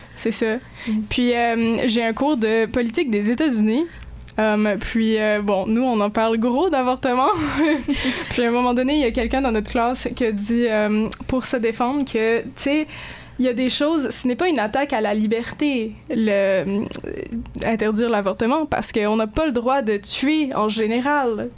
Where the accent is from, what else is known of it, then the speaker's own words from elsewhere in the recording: Moncton, New Brunswick, Canada; moved away; le district scolaire, je pars chez nous à Moncton, le district francophone